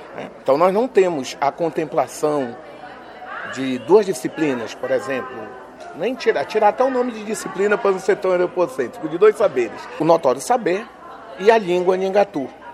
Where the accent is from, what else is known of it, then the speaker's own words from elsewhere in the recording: Lower Tapajós, Pará, Brazil; onde é a minha aldeia